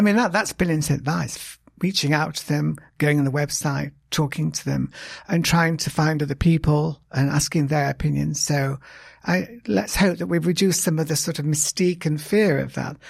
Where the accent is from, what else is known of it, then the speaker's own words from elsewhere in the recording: United Kingdom; now in United States; I'm British